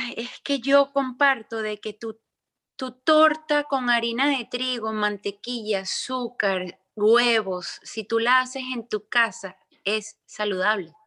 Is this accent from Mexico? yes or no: no; Venezuela; moved away; yo no vivo en Venezuela, yo soy venezolana, pero yo no vivo en Venezuela